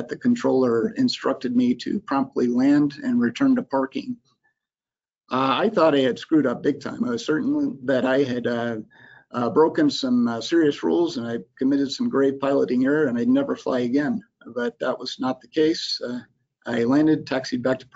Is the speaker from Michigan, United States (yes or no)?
no; Florida Panhandle, United States; moved away; I grew up in the Florida Panhandle